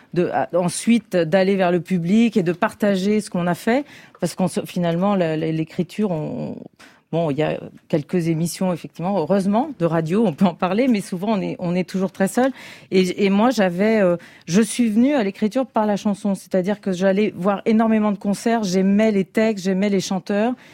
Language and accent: French; Paris, Île-de-France, France; je suis parisienne et en même temps, je suis d'origine géorgienne